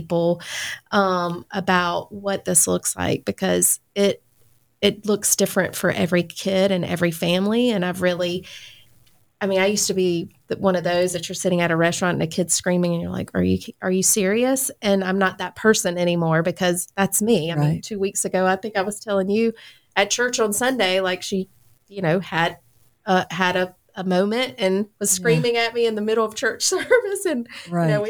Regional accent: Lexington, South Carolina, United States; moved away as an adult; now in Augusta, United States

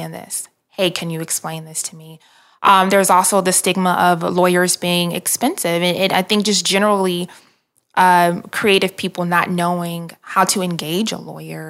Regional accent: Detroit, Michigan, United States; moved away; also born or lived in Atlanta; grew up in Detroit, and my parents and I moved to Atlanta in 1997

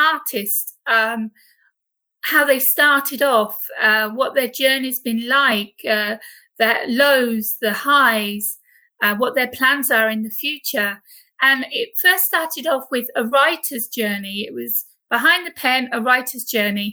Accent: United Kingdom; accent: British; now in Corfu, Greece; as you can tell by my accent, I am British. I live over on the island of Corfu in Greece

